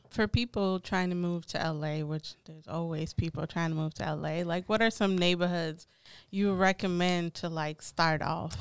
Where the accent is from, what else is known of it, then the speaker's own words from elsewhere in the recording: Minnesota, United States; also born or lived in Atlanta, United States; now in Los Angeles, United States; I grew up in Minnesota